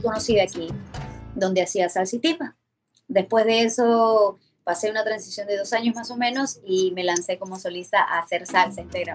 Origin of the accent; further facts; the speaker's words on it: Peru; Siempre nosotros hemos tenido nuestra música peruana, nuestro folclore peruano y nos hemos identificado mucho con eso. La, la cumbia ha sido eh, en mi país